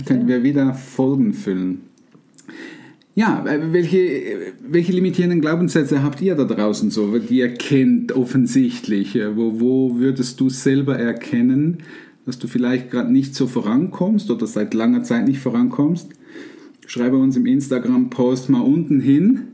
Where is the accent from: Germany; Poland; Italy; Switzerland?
Switzerland; bei uns in der Schweiz